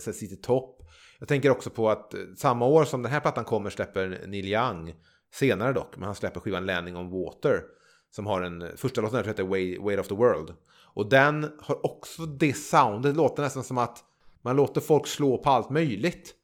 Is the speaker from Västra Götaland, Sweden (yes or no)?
yes; Trollhättan, Västra Götaland, Sweden; moved away; also born or lived in Gärdhem; jag växte upp ute i Överby i Trollhättan.